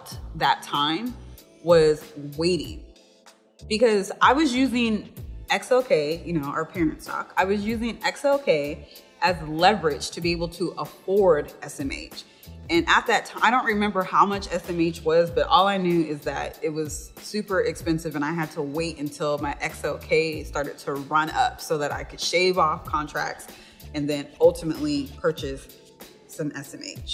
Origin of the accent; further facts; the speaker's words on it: Seattle, Washington, United States; I'm originally from Seattle, Washington